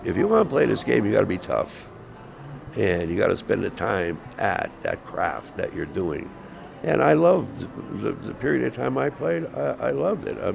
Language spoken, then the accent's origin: English; Pennsylvania, United States; moved away as an adult; also born or lived in California; I'm from Pennsylvania